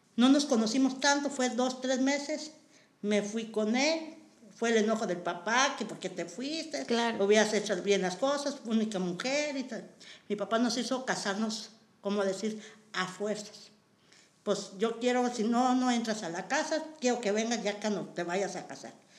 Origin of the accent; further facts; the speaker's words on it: Matehuala, San Luis Potosí, Mexico; moved away as an adult; now in Nuevo León, Mexico; yo soy originaria de San Luis Potosí